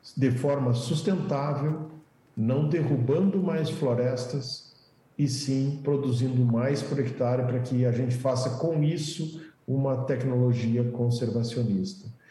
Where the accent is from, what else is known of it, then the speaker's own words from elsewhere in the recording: Brazil; que bom que nós estamos no Brasil, que bom que somos brasileiros